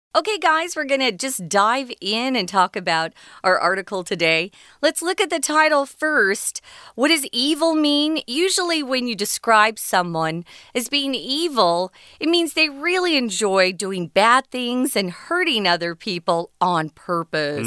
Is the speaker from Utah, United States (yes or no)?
no; Arizona, United States; I grew up in Arizona and we had a lot of black widows.